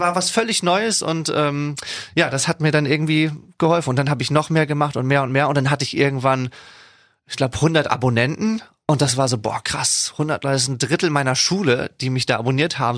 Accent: Schleswig-Holstein, Germany; also born or lived in Wesselburen; meiner Heimat. Ich glaube sowieso, dass das Land Schleswig-Holstein einen sehr erdet

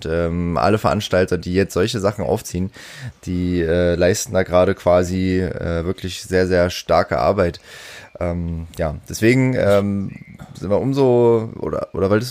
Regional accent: Halle, Saxony-Anhalt, Germany; Es ist ein ähnliches Problem bei uns in Halle.

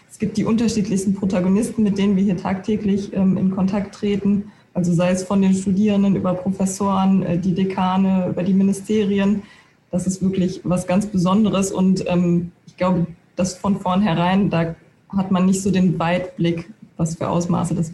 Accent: Aachen, North Rhine-Westphalia, Germany; born there; ich möchte irgendwann wieder zurück nach Nordrhein-Westfalen, weil ich gebürtige Aachenerin bin

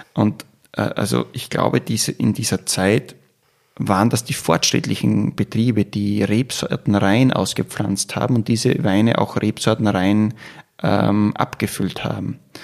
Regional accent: Styria, Austria; bei uns in der Steiermark

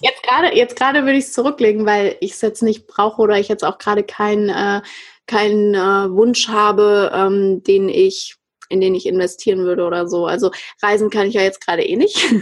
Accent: Frankfurt, Hesse, Germany; Ich bin ja aus Frankfurt und in Frankfurt auch aufgewachsen

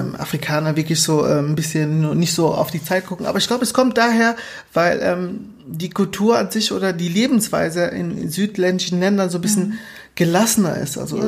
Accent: Lubango, Huíla, Angola; now in Germany; ich bin auch dort geboren, ähm, genauer in Lubango.

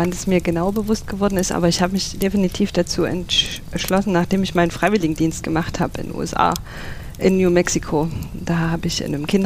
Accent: Dippoldiswalde, Saxony, Germany; aufgewachsen und ja, meine Familie kommt von dort. Bin dort zur Schule gegangen, habe dort meine Jugendzeit verbracht.

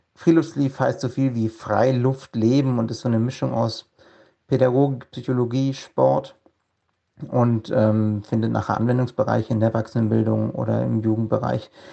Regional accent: Villingen-Schwenningen, Baden-Württemberg, Germany; moved away as an adult; now in Svalbard, Norway; Ich komme ursprünglich mal aus Villingen-Schwenningen im schönen Schwarzwald im Südwesten Deutschlands. Ähm, bin dort aufgewachsen, zur Schule gegangen

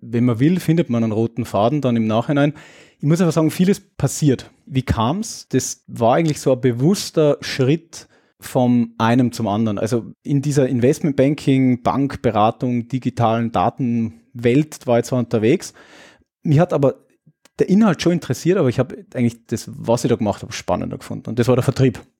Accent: Austria; Naja, als Österreicher den österreichischen Heimatmarkt zu betreuen, ja, irgendwie ganz gut passt.

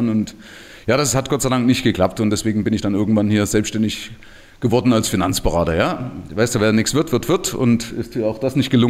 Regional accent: Saxony, Germany; ich komme aus dem Nahen Osten, ja, also aus Sachsen, ja, aus den neuen Bundesländern. Und äh, das ist natürlich eine Geschichte, die mich von klein auf geprägt hat

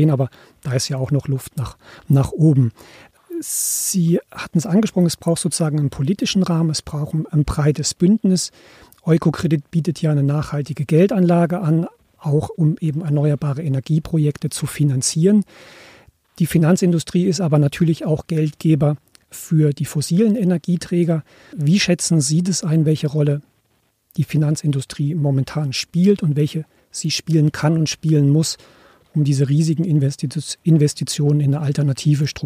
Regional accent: Germany; ich komme ja aus Deutschland

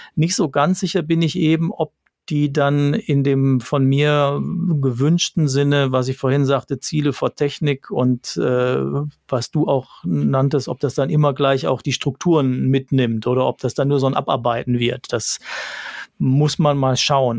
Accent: Ruhr area, North Rhine-Westphalia, Germany; ich komme aus dem Ruhrgebiet

